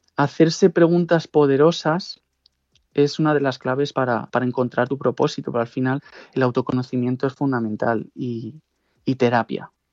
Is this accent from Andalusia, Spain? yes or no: no; Pozuelo de Alarcón, Community of Madrid, Spain; moved away as an adult; also born or lived in Segovia / Kuala Lumpur, Malaysia; la camiseta del club de fútbol de Pozuelo, donde yo, yo vivía y todos mis amigos podían jugar ahí federados